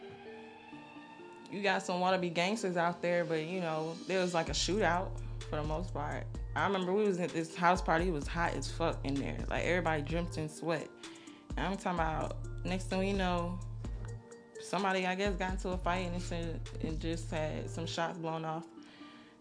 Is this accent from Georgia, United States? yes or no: yes; Atlanta, Georgia, United States; also born or lived in Brooklyn, New York; I was born out there, but I was raised in Atlanta, Georgia. Well, I was raised on the South Side